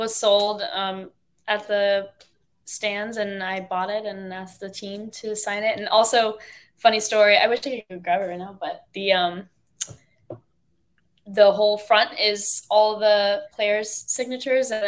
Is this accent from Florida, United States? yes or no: yes; Dover, Florida, United States; I'm from Tampa, but I grew up on the outskirts of Tampa